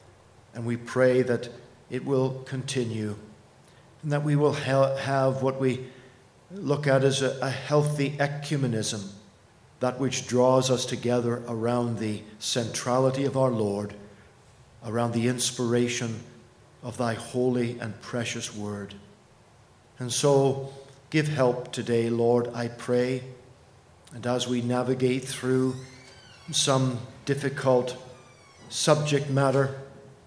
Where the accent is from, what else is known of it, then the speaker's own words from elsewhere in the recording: Canada; as a Canadian, one who ministers in Toronto